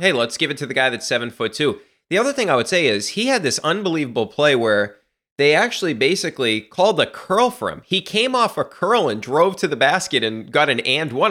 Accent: Massachusetts, United States; also born or lived in Texas; I'm from Massachusetts

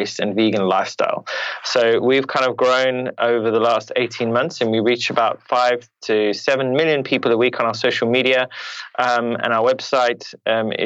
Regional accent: Zimbabwe; now in United Kingdom; I was born in Zimbabwe in Africa

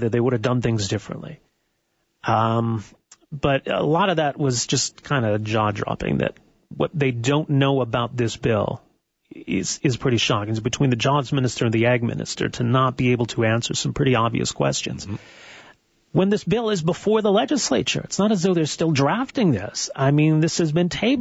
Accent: Edmonton, Alberta, Canada; growing up in Edmonton

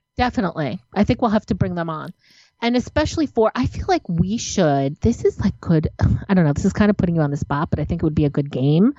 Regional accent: New Jersey, United States; I'm from New Jersey

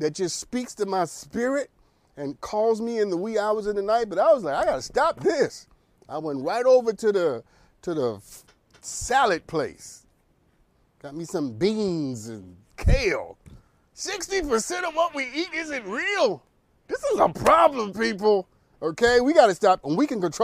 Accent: United States; I'm an American adult

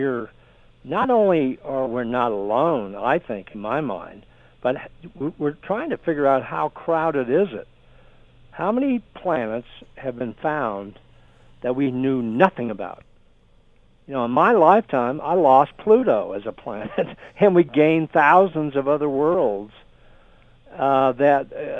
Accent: San Diego, California, United States; I grew up in San Diego, California

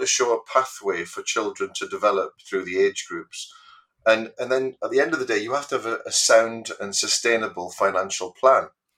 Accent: Geordie, North East England, United Kingdom; moved away as an adult; also born or lived in Wokingham, Berkshire; now in Berkshire, United Kingdom; I'm a Geordie in exile down in Royal Berkshire. Came down here for work, as many of my fellow Geordies

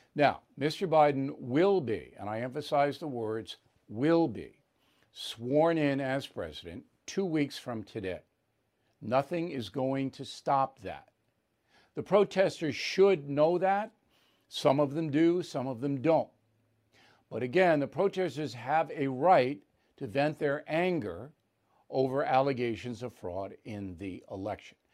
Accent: United States; I'm a proud American

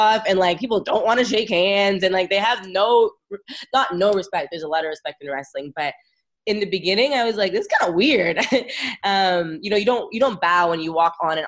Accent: California, United States; we grew up wrestling in California together

